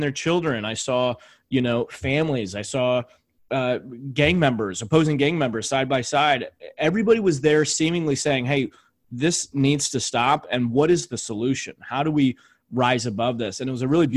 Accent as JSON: {"language": "English", "town": "St. Louis", "region": "Missouri", "country": "United States", "said": "I'm from St. Louis"}